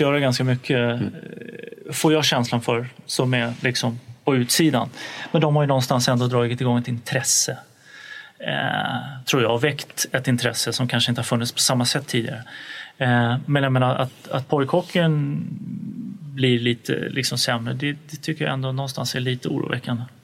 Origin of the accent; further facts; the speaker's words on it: Stockholm, Stockholm County, Sweden; som stockholmare